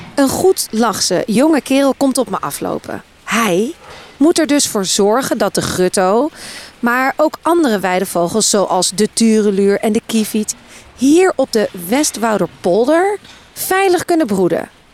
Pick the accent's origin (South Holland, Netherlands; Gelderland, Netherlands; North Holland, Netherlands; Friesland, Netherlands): North Holland, Netherlands